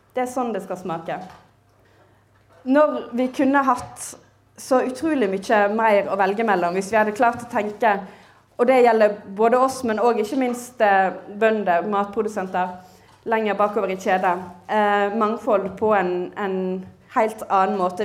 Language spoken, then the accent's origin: Norwegian; Western Norway, Norway; som vestlending jeg kjenner igjen eh, landskapet i Nordhordland